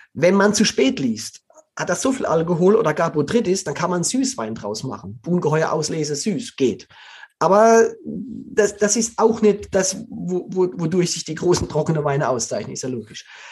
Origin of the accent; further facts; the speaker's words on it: Black Forest, Baden-Württemberg, Germany; moved away; Ich komme aus dem Schwarzwald, also ich bin da aufgewachsen